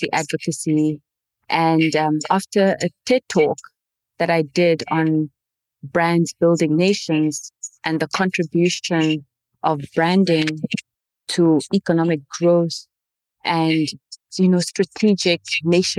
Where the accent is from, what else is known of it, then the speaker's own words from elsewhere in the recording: Windhoek, Khomas, Namibia; first language Oshiwambo; English is a second language; also born or lived in northern Namibia; born in a small missionary town in the northern part of Namibia, but raised in the capital city, Windhoek.